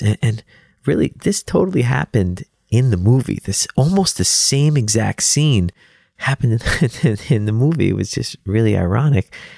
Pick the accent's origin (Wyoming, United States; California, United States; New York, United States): New York, United States; New York City; I grew up in Brooklyn, New York, and my dad owned a pizzeria